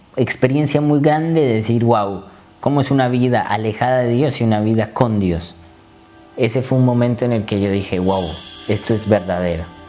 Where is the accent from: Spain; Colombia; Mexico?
Colombia; moved away as an adult; vengo de Colombia y vine acá a estudiar medicina